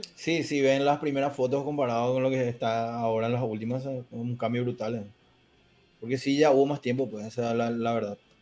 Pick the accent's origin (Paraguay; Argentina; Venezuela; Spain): Paraguay; yo soy de Paraguay